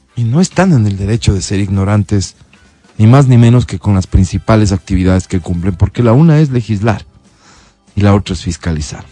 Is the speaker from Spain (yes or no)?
no; Ecuadorian Sierra, Ecuador; los serranos